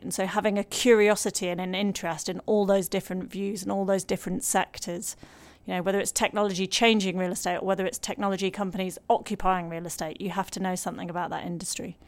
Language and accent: English; Lancashire, North West England, United Kingdom; I'm from Lancashire